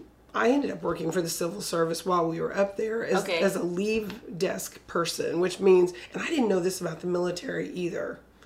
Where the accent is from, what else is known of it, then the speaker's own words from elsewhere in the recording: Corpus Christi, Texas, United States; Yes, I am from Corpus.